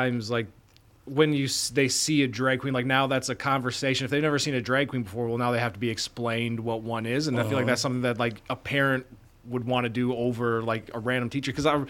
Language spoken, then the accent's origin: English; Wisconsin, United States; growing up in Wisconsin, like small town